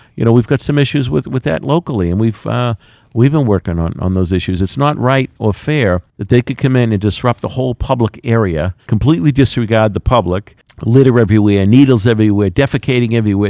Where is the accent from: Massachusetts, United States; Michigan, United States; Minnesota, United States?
Massachusetts, United States; Quincy; I'm proud to say I'm from Quincy